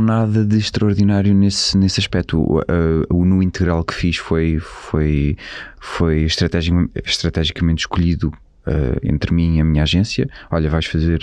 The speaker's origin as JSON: {"language": "Portuguese", "town": "Colhoso", "region": "Bragança District", "country": "Portugal", "tie": "born or raised there", "moved": "yes", "said": "eu cresci na, na aldeia com os meus avós. Eh, é uma aldeia que se chama Colhoso, que é ao pé de, de Izeda, a ficar a 30 km de Bragança."}